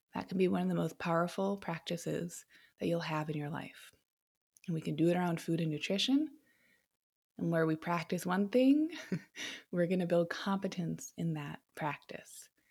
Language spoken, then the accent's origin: English; United States